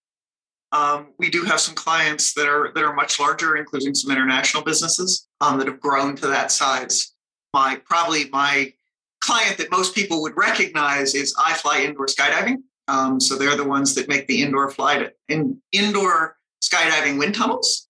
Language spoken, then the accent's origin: English; Colorado, United States; I grew up here in Colorado and went to school here